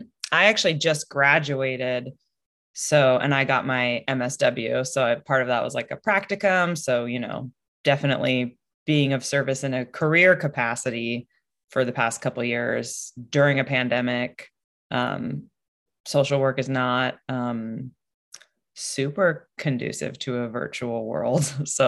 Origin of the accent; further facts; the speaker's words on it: Northwest, United States; I'm from the Northwest, so I like to get outside.